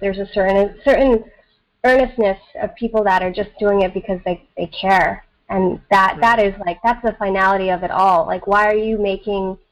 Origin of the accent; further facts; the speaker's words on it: East Coast of the United States, United States; accent: American; English is a second language; also born or lived in Southern India; I came to the East Coast of the United States when I was 6 and a half